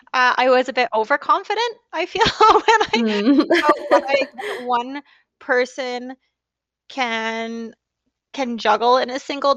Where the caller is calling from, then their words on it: Vernon, British Columbia, Canada; I'm calling from Vernon, BC in Canada.